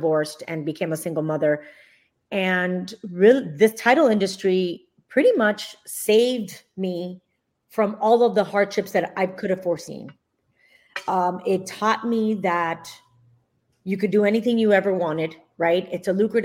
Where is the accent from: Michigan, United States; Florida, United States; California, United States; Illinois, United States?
Florida, United States; Miami; I am a Florida native, born and raised in Miami